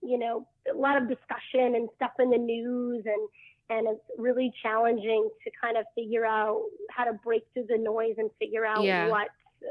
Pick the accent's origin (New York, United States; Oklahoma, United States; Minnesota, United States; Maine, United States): Maine, United States; I grew up in Maine